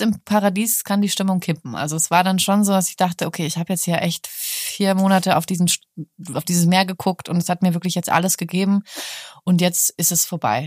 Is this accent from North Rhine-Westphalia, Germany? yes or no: no; Hamburg, Germany; now in Berlin, Germany; Ich mag Hamburg auch. Ist ja, ist ja meine Heimatstadt